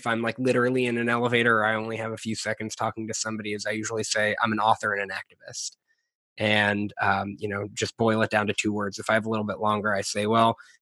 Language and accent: English; New England, United States; moved away as an adult; also born or lived in Philadelphia / Washington, D.C. area / Maryland / New Orleans; now in Austin, United States; I grew up in the Northeast in New England, but I've been kind of making my way south and west ever since. I've moved around quite a bit.